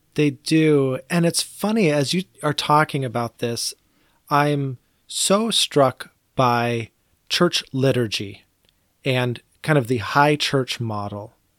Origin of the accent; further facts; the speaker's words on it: United States; I am an American